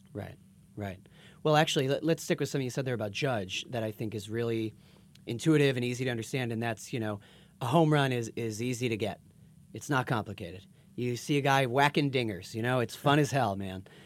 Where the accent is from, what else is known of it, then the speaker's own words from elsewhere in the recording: Boston, Massachusetts, United States; I'm from Boston